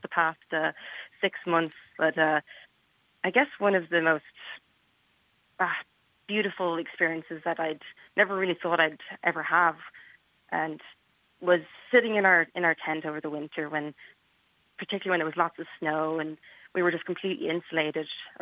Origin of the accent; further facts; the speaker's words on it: Dublin, Leinster, Ireland; moved away as an adult; now in United States; I grew up in Dublin